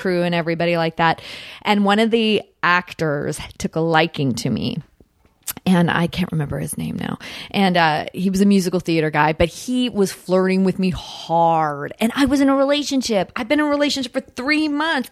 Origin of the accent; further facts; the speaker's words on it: Victoria, British Columbia, Canada; also born or lived in Ottawa, Ontario; now in Los Angeles, United States; I was born in Victoria, British Columbia, up, up island